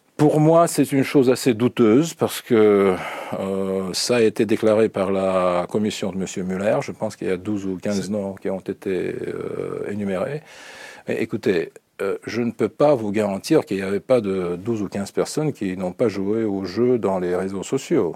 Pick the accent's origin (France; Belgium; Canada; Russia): Russia; French is a second language; chez nous en Russie